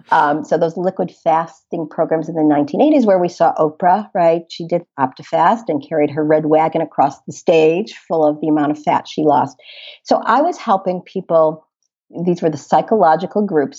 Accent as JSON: {"language": "English", "town": "Chicago", "region": "Illinois", "country": "United States", "tie": "born or raised there", "also_born_or_lived": "Boston", "said": "I grew up in the Chicago area"}